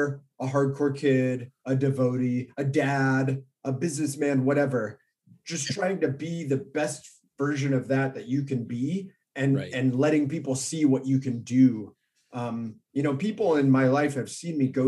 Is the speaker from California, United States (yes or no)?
yes; Orange County, California, United States; I grew up here in Orange County